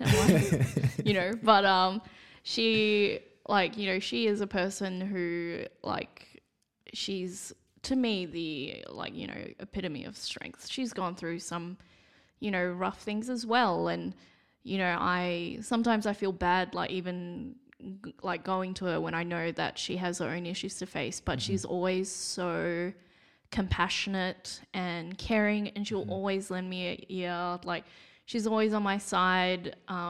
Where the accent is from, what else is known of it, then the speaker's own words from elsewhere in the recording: Singapore; I am Singaporean and I am going to look different to everybody else.